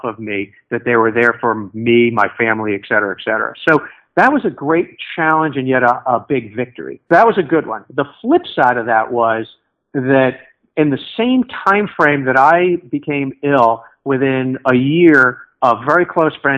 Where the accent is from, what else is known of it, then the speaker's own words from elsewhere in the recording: Connecticut, United States; I grew up in Connecticut